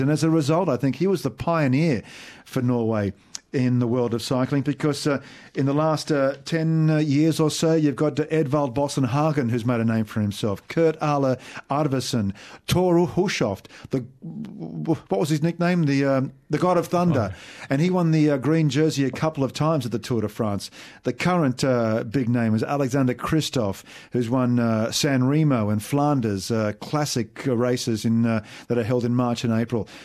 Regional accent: Australia; as an Aussie

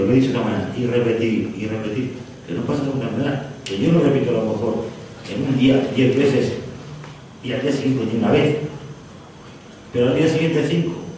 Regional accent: Spain; soy español

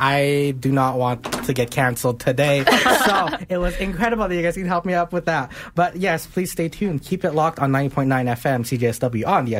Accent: Montreal, Quebec, Canada; moved away; I mean, French. I know, I'm fluent. I came from Montreal

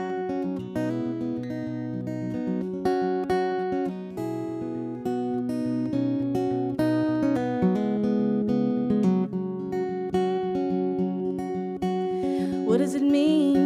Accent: Texas, United States; I'm from Texas

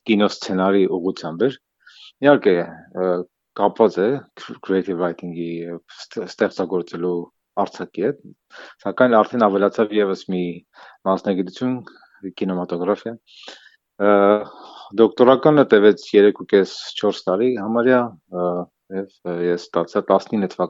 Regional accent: Yerevan, Armenia; moved away as an adult; also born or lived in United States; ծնվել եմ Երևանում, այնուհետև գնացել եմ համասարան, ընդունվել եմ Երևանի Պետական համասարան

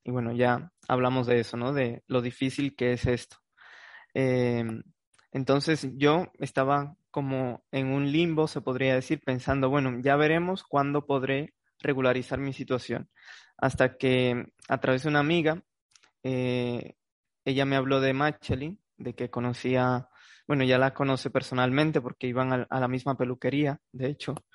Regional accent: Santo Domingo, Dominican Republic; moved away as an adult; now in Spain; de Santo Domingo

